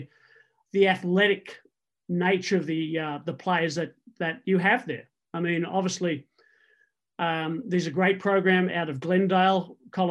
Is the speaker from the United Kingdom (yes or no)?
no; Sydney, New South Wales, Australia; now in United States; I was introduced to rugby playing under eights for the DY Lions in the area where I grew up in Sydney.